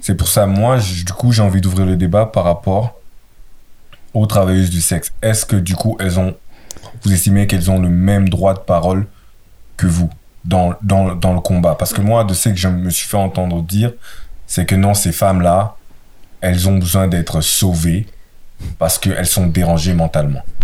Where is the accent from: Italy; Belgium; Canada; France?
Belgium; Brussels, Brussels-Capital Region; je viens de Bruxelles